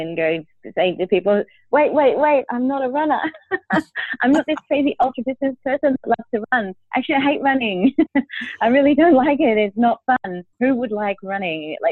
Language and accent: English; Australia; I grew up in Australia. My dad was Italian and my mum was Australian.